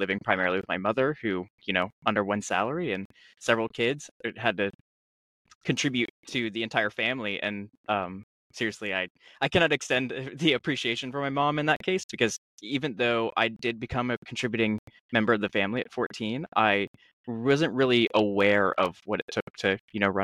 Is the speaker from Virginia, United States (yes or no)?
yes; Charlottesville, Virginia, United States; I grew up in Charlottesville